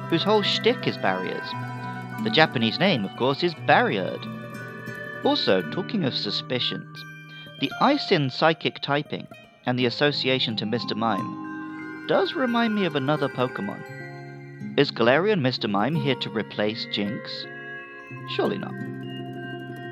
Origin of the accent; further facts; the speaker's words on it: United Kingdom; As a Brit